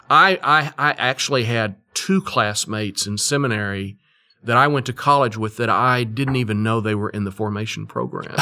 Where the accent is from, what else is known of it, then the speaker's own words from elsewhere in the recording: Fort Worth, Texas, United States; I grew up in Fort Worth, Texas